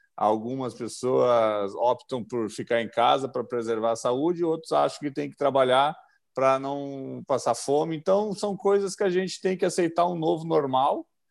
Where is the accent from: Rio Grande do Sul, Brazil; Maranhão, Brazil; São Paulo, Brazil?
Rio Grande do Sul, Brazil; Gravataí; eu sou de Gravataí e nós tínhamos nossos, o nosso time do bairro ali